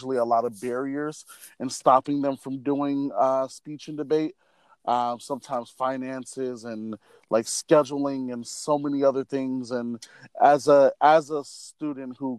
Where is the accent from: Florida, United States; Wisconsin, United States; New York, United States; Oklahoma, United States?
Wisconsin, United States; Milwaukee; moved away; I am from Milwaukee, Wisconsin